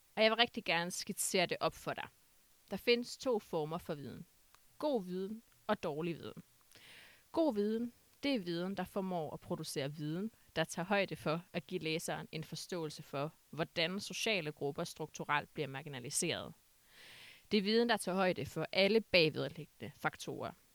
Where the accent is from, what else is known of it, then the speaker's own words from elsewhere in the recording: Aalborg, North Denmark Region, Denmark; jeg kommer fra Aalborg